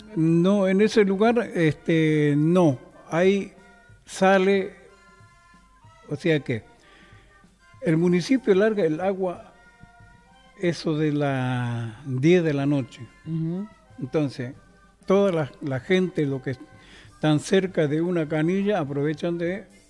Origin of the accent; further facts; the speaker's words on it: Chaco, Argentina; moved away; nosotros somos del, norte, del Chaco